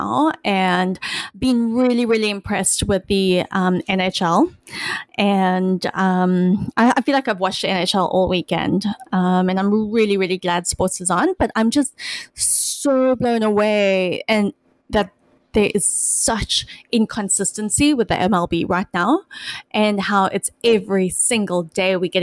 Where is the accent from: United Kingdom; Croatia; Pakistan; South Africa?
South Africa; moved away; My closest connection to ice hockey as a South African growing up was watching the Mighty Ducks and Miracle